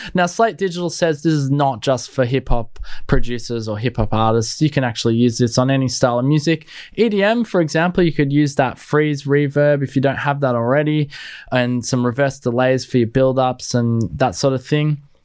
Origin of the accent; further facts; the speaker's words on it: Australia; me being an Aussie